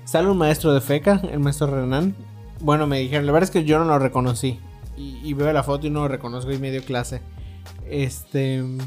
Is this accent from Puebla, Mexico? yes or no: no; Yucatán, Mexico; accent: Yucatecan; Yo tengo acento yucateco súper marcado